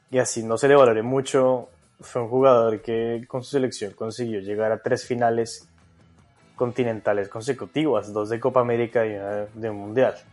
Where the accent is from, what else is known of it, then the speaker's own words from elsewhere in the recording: Colombia; moved away as an adult; now in Australia; Bueno, yo, yo salí de Colombia con la idea de, de seguir haciendo periodismo deportivo aquí en Australia, ¿no?